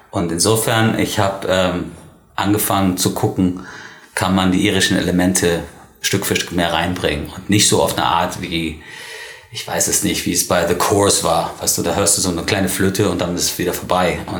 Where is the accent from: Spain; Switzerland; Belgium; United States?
Spain; born there; Weil, weil ich bin ja, also ich bin Ire, allerdings ähm, ist es ein bisschen komplexer. Ich bin in Spanien geboren